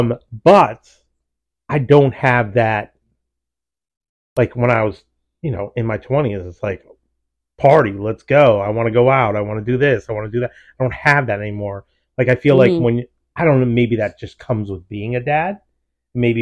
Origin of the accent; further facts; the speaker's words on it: United States; I only know American because I'm from America